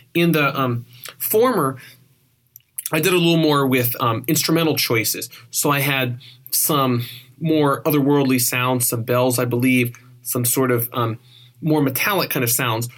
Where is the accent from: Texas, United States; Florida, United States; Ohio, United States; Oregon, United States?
Oregon, United States; moved away; also born or lived in California; I grew up on the West Coast, and Oregon and a little bit of California.